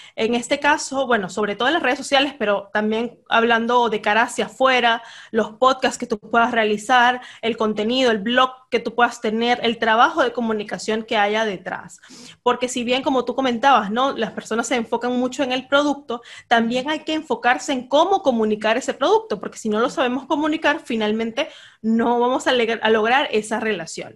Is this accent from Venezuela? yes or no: yes; Venezuela; moved away as an adult; now in Peru; yo soy de Venezuela. Tengo tres años viviendo en Perú